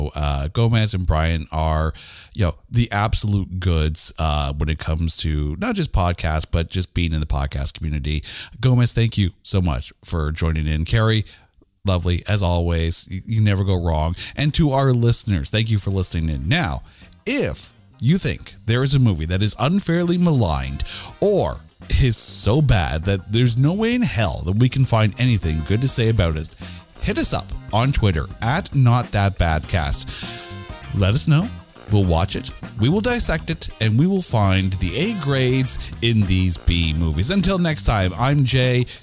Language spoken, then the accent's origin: English; Canada; as a Canadian